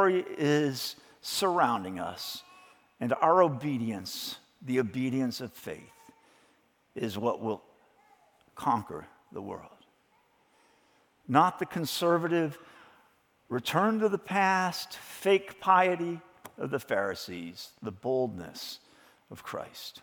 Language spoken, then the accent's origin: English; Chicago suburbs, Illinois, United States; growing up in the Chicago suburbs in the 1950s in an evangelical church